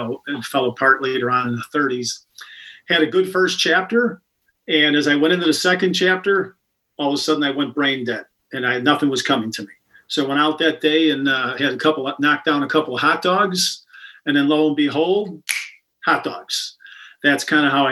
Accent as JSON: {"language": "English", "town": "Chicago", "region": "Illinois", "country": "United States", "said": "I'm from the Beverly area on the far south side"}